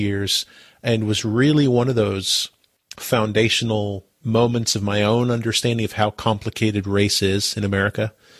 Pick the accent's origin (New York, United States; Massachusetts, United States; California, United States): Massachusetts, United States; as a 46-year-old white guy growing up in Massachusetts